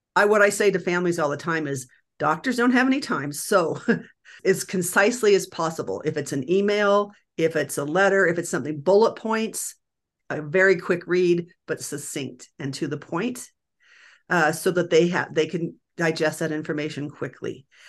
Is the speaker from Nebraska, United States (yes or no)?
yes; Nebraska, United States; now in Denver, United States; I grew up in Nebraska